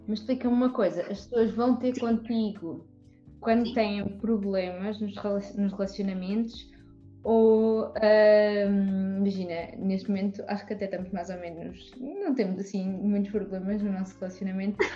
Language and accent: Portuguese; Coimbra, Centro, Portugal; moved away as an adult; also born or lived in Évora; now in Lisbon, Portugal; Eu não nasci mesmo em Coimbra, uh, nasci em Évora, mas assim, é como se tivesse nascido em Coimbra, porque eu fui muito pequenina para, para Coimbra e pronto, e cresci, cresci lá